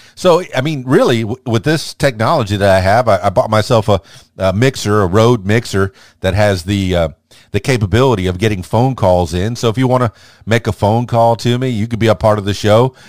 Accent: South Florida, United States; moved away as an adult; also born or lived in Miami, Florida / Fort Lauderdale, Florida; now in Conway, United States; I was born in South Florida, eh, raised in, in Miami, the Fort Lauderdale, and then eventually the Florida Keys

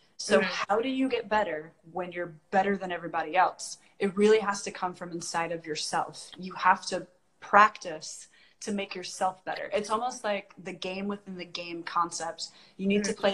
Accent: Washington, United States; moved away; my home state

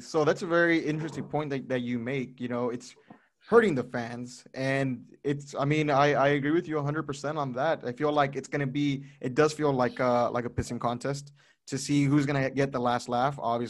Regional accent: Rio Grande Valley, Texas, United States; I'm from the Rio Grande Valley

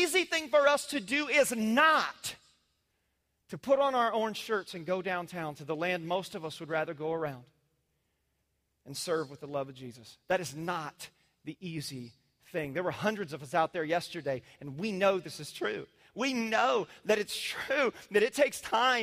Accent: Indiana, United States; moved away; I was raised in the Midwest conservative world in cornfield country.

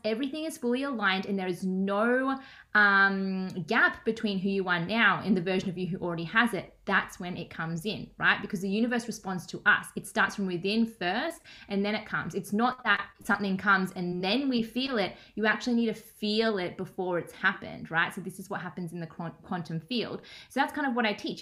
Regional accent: Melbourne, Victoria, Australia; I'm from Melbourne, Australia

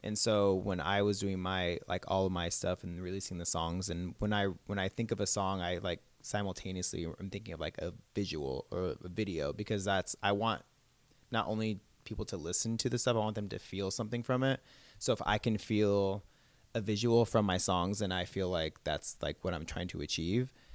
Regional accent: Southern California, United States; also born or lived in Orange County / Los Angeles; I am from California, so I've, Southern California my whole life pretty much

